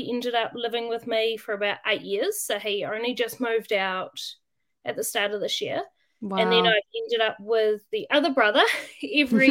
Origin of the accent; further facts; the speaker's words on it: Waitara, Taranaki, New Zealand; I grew up in Waitara. So it's a small town